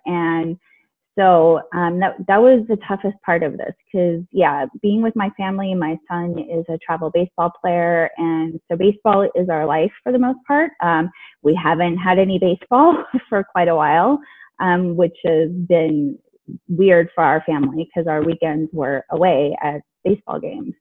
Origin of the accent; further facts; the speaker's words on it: California, United States; also born or lived in Alexandria, Virginia; I was born in Alexandria, Virginia, but I've lived in California most of my life